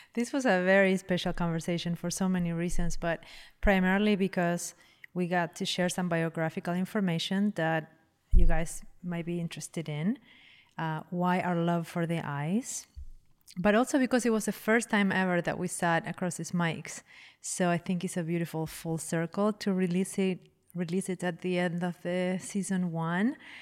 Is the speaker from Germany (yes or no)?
no; Uruguay; English is a second language; moved away; I'm from Uruguay